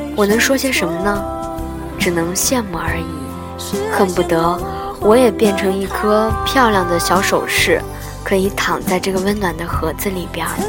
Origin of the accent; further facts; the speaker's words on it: Nanning, Guangxi, China; 我也从来都不知道你从那么远的海南来到我们南宁